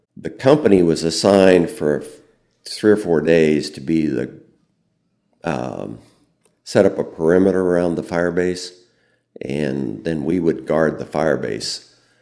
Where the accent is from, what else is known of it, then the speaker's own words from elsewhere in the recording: Fairbury, Illinois, United States; I grew up in Fairbury